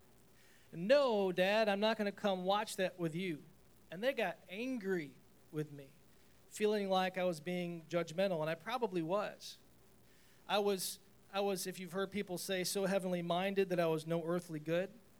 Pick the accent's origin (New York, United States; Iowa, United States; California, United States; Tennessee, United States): New York, United States; Chenango Forks; moved away as an adult; I'm moving from Shenango Forks, this little tiny town of Shenango Forks, had a graduating class of like 112